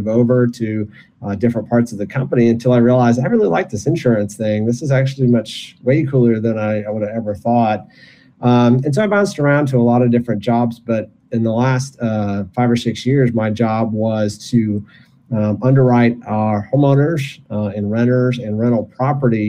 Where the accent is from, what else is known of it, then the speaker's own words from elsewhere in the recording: Michigan, United States; moved away as an adult; I was born and raised in Michigan